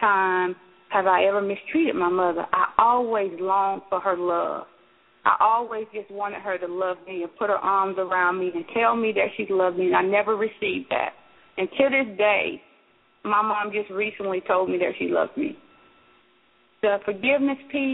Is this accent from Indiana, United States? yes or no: no; Bainbridge, Georgia, United States; my hometown of Bainbridge, Georgia.